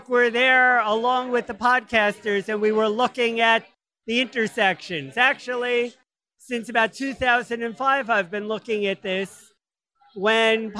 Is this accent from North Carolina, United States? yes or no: no; Newark, New Jersey, United States; also born or lived in New York City; I'm from New Jersey. I'm from Newark